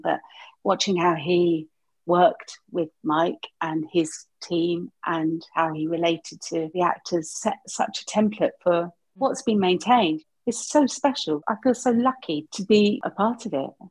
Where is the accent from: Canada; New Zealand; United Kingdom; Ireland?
United Kingdom; Hertfordshire, East of England; In Hertfordshire, in a small town, large village